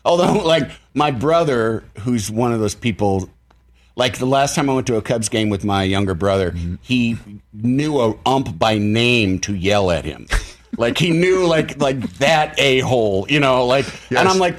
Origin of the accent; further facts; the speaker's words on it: Illinois, United States; I'm from Illinois.